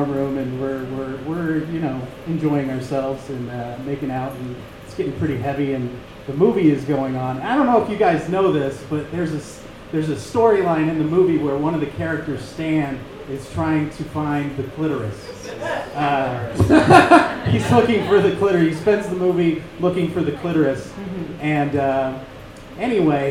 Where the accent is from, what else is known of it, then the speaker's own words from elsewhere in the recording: Austin, Texas, United States; now in Salt Lake City, United States; I grew up in Texas. I'm from Austin, Texas